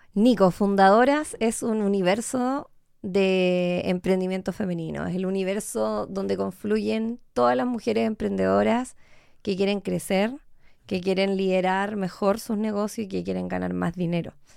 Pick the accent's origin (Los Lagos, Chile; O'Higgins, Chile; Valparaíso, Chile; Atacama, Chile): Los Lagos, Chile; Puerto Montt; moved away as an adult; also born or lived in Temuco, Chile / Córdoba, Argentina; now in Santiago, Chile; después de haber vivido en Puerto Montt hasta los 18